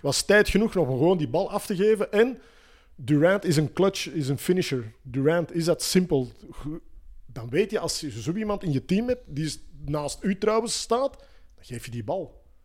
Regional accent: Antwerp, Flanders, Belgium; bij ons in Antwerpen

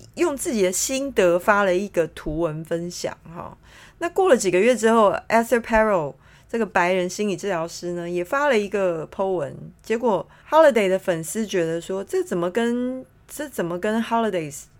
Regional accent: Taiwan; moved away as an adult; now in London, United Kingdom; 像我在台湾是一个普通人嘛

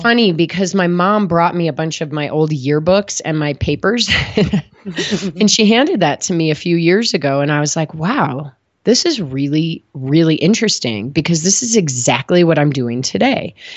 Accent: Midwest, United States; moved away as an adult; also born or lived in New Haven, Connecticut / San Diego; now in Boulder, United States; I grew up in the Midwest

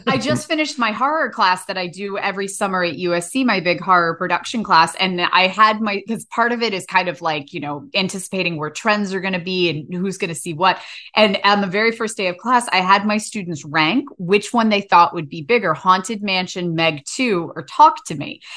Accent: United States; I grew up on the Shenandoah River

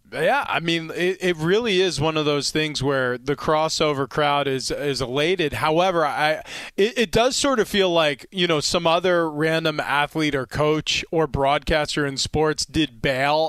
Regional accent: New York, United States; I grew up in the Northeast. New York winters were long

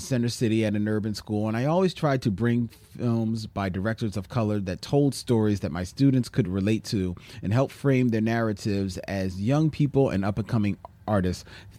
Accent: Guadeloupe; now in Paris, France; I'm from Guadeloupe, a small French island in the Caribbean. I've been living in Paris for nearly 15 years now, and I've decided to start my own podcast on Caribbean cinema, Caracurament.

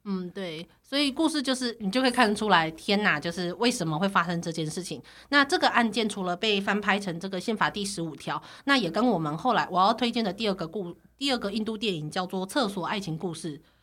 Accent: Taiwan; 从小在台湾长大的我

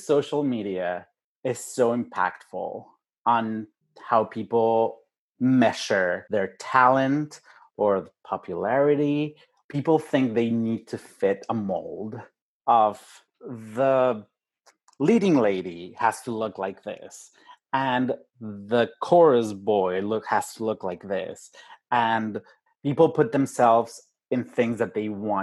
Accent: Mexico City, Mexico; moved away; I'm from Mexico City, with a different accent.

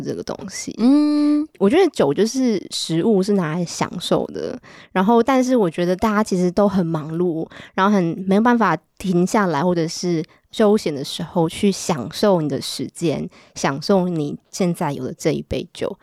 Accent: Taiwan; now in France; 在台湾可能我们就重视吃嘛，我们台湾人都很爱吃

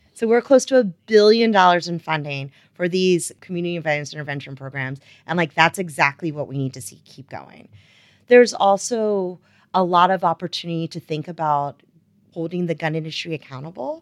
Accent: Wilmington, Delaware, United States; moved away as an adult; also born or lived in North Carolina; I am originally from Wilmington, Delaware

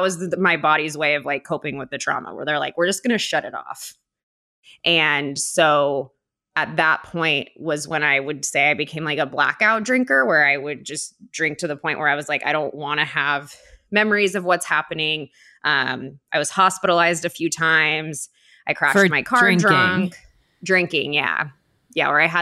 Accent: Orange County, California, United States; I grew up in Orange County.

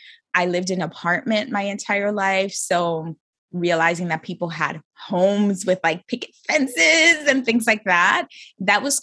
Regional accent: New York City, New York, United States; I was born and raised in New York City

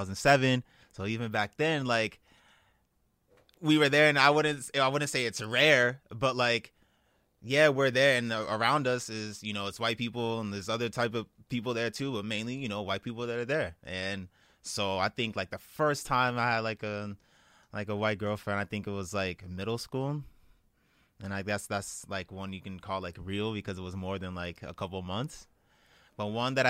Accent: Calabasas, California, United States; also born or lived in Inglewood, California; I moved to the Valley when I was like 8, and I moved to Calabasas

